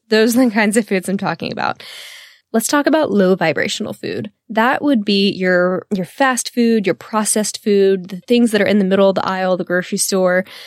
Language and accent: English; the South, United States; I'm from the South